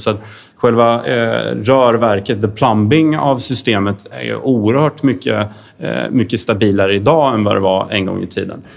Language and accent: Swedish; Sweden; som svenskar